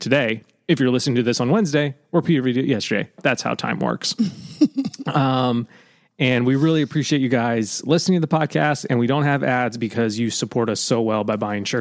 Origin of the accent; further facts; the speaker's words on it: Pennsylvania, United States; also born or lived in California; I moved from California to Pennsylvania in fifth grade.